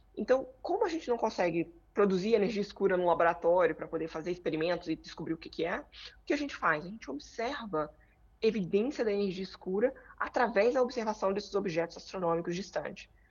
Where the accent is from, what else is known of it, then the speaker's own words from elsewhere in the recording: Brazil; moved away as an adult; now in United States; voltei para o Brasil e concluí o, o, o doutorado em 2010